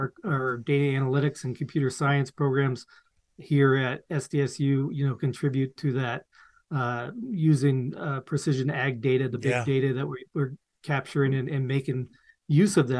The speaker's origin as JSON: {"language": "English", "region": "Western Nebraska", "country": "United States", "also_born_or_lived": "Missouri", "moved": "as an adult", "lives_now": "South Dakota, United States", "said": "I'm actually from Western Nebraska. My family had a grain farm"}